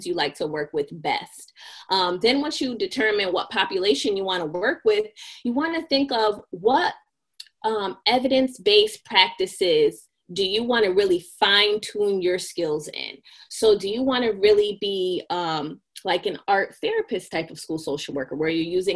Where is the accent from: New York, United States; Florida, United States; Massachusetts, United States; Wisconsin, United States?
Massachusetts, United States; now in Connecticut, United States; I am from Massachusetts.